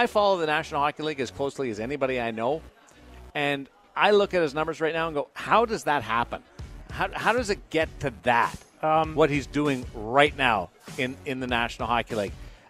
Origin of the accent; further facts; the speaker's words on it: Canada; me being a Canadian